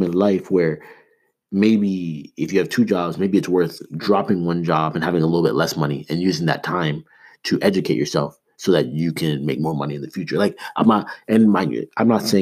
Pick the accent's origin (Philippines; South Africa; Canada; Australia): Canada; Toronto, Ontario; growing up in Toronto